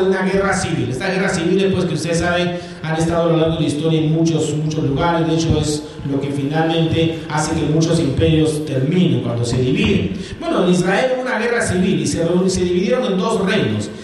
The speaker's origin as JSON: {"language": "Spanish", "country": "Peru", "said": "nosotros, que somos peruanos y de paso nos sentimos orgullosos de serlo"}